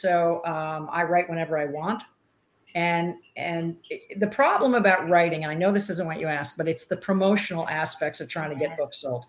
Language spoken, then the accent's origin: English; East Coast, United States; moved away as an adult; now in Arizona, United States; growing up on the East Coast